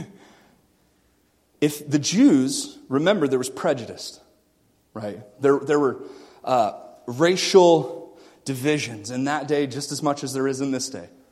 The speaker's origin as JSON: {"language": "English", "town": "Melbourne", "region": "Florida", "country": "United States", "tie": "born or raised there", "moved": "yes", "said": "I grew up in Florida. 12 years, like five minutes from the beach. And it's in a town called Melbourne"}